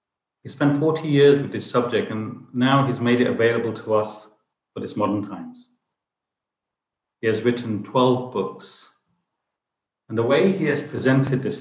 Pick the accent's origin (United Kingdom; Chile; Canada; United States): United Kingdom; I was brought up in UK